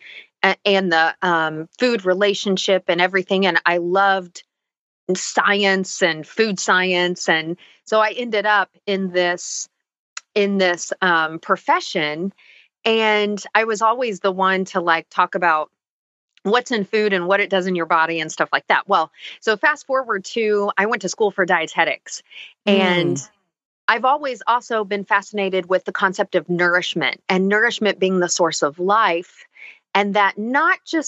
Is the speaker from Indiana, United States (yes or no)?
yes; Indianapolis, Indiana, United States; also born or lived in Florida; I grew up in Indianapolis, Indiana